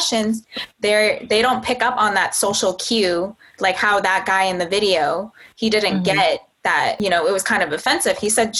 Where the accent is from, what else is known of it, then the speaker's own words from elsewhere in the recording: Massachusetts, United States; I'm from Massachusetts.